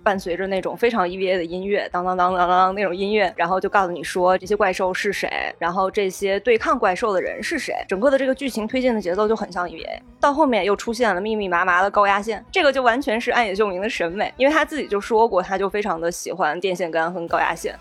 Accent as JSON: {"language": "Chinese", "region": "Henan", "country": "China", "moved": "yes", "lives_now": "Beijing, China", "said": "我是河南人嘛"}